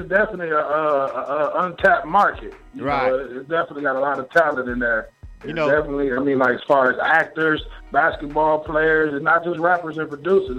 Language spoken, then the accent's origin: English; Milwaukee, Wisconsin, United States; you'll never think I was from Milwaukee.